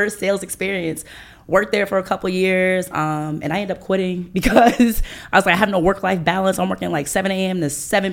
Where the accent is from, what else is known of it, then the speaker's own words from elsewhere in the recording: Iowa, United States; moved away as an adult; now in Atlanta, United States; I'm from Iowa